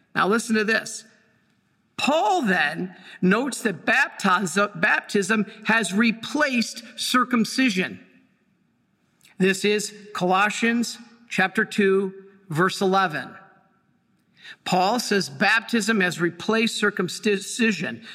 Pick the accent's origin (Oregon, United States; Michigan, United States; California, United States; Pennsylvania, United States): Michigan, United States; Dearborn; I was born in Dearborn, Michigan